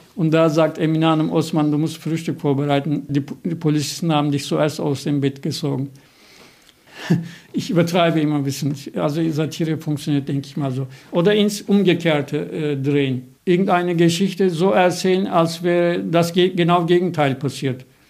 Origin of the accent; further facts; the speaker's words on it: Turkey; now in Germany; Ich bin ja Türke in Deutschland